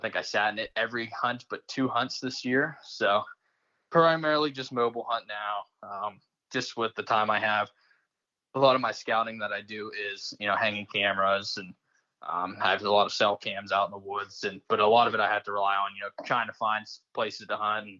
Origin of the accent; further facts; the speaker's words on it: West Central Pennsylvania, United States; moved away as an adult; now in Dauphin County, Pennsylvania, United States; I grew up in West Central Pennsylvania, moved out here going on almost 2 years ago now